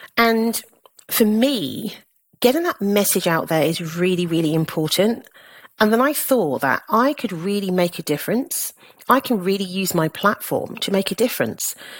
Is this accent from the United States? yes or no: no; Southampton, South East England, United Kingdom; moved away as an adult; also born or lived in London; I was born in Southampton, in Hampshire, to a Caribbean mother and a Nigerian father